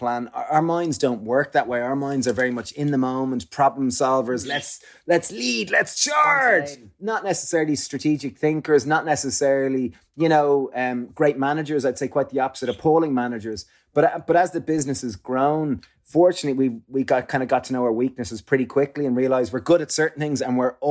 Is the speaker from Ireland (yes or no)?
yes; Ireland; growing up in Ireland